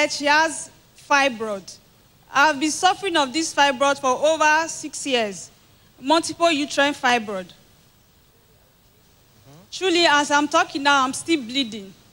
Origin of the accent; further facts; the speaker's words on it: Edo, Nigeria; I'm from Edo State.